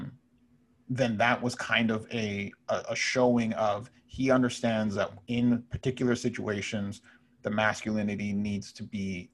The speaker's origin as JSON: {"language": "English", "town": "Brampton", "region": "Ontario", "country": "Canada", "tie": "born or raised there", "said": "I grew up in Brampton"}